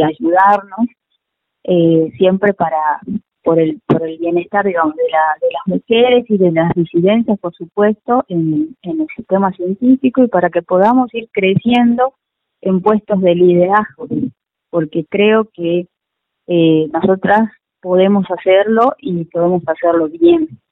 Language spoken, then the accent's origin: Spanish; Hipólito Yrigoyen, Salta, Argentina; now in Salta, Argentina; nací en Hipólito Yrigoyen, que es un, pueblito que está al norte de la provincia, eh, pertenece al departamento de Orán, más o menos a unos 280 kilómetros de, la capital salteña. Eh, ahí nací, bueno, fui a la escuela, al colegio